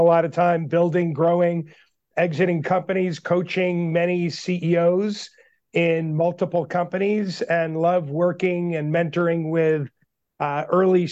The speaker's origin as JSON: {"language": "English", "area": "Long Island", "region": "New York", "country": "United States", "tie": "born or raised there", "said": "I grew up in Long Island, New York, went to high school at Great Neck North"}